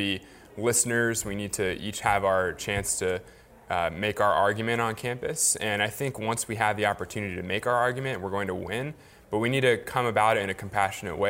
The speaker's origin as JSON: {"language": "English", "town": "Frederick", "region": "Maryland", "country": "United States", "tie": "born or raised there", "also_born_or_lived": "Washington, D.C.", "said": "I grew up in Frederick, Maryland"}